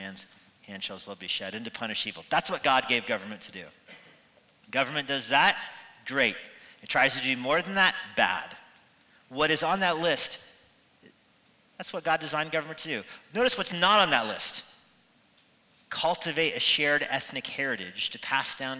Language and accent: English; United States; our own country, for the United States